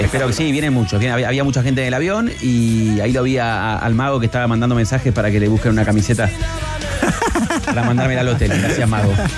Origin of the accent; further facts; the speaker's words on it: Argentina; Yo soy del Rojo y de Argentina